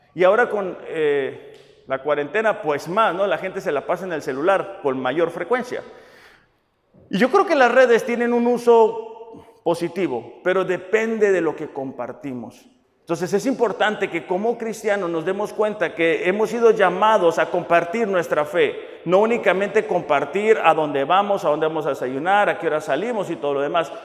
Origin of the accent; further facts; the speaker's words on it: Mexico; nuestro hermoso país, México.